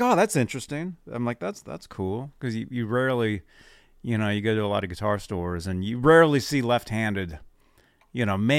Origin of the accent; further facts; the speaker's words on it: Berkeley, California, United States; But I'm originally from Berkeley, California.